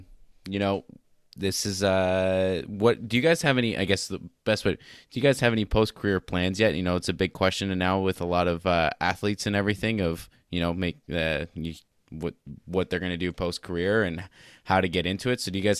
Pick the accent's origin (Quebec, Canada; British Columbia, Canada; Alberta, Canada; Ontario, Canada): Ontario, Canada; No, I'm from Ontario. Like I'm two hours east of Toronto.